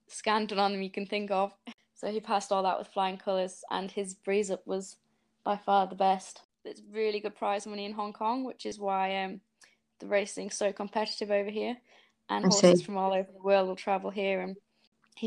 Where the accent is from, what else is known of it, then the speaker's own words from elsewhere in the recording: Yorkshire and the Humber, United Kingdom; moved away as an adult; now in New Zealand; I'm originally from Yorkshire, but for the last 5.5 years, I've been living in New Zealand